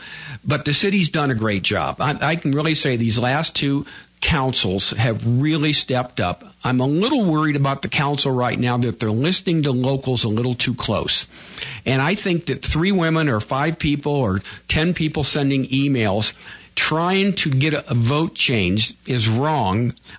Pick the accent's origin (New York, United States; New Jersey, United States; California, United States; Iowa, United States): California, United States; Pasadena; also born or lived in Altadena; A prime example, I came from Pasadena, Altadena, and we had a city council.